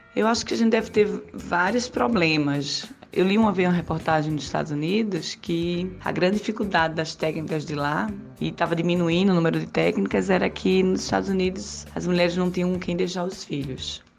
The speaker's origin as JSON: {"language": "Portuguese", "town": "Recife", "region": "Pernambuco", "country": "Brazil", "said": "eu sou de Recife"}